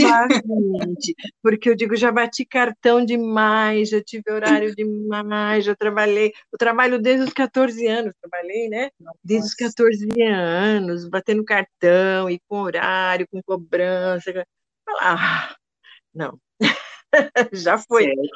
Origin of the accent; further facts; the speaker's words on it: Brazil; eu nasci numa fazenda ali no Porto Grande, que depois virou bairro